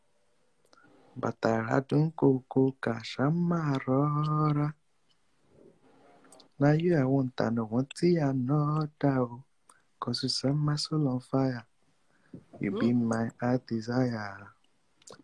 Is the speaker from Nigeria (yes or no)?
yes; Nigeria; Nigeria, our great country